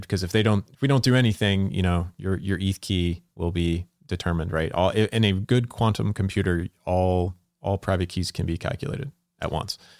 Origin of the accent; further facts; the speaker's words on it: Salisbury, Maryland, United States; I'm from the small town, Salisbury, Maryland